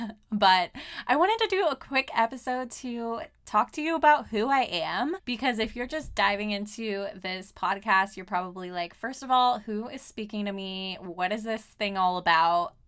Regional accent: Southern California, United States; moved away as an adult; now in Portland, United States; I am from Southern California

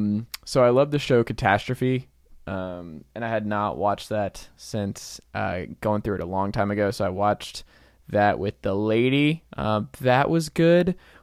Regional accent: Stone Mountain, Georgia, United States; the neighborhood I grew up in Stone Mountain, Georgia

